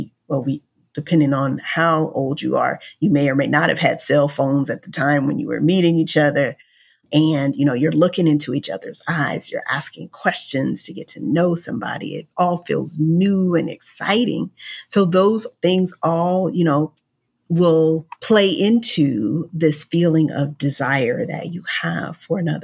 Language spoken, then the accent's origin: English; Los Angeles, California, United States; I'm from Los Angeles. I live in Los Angeles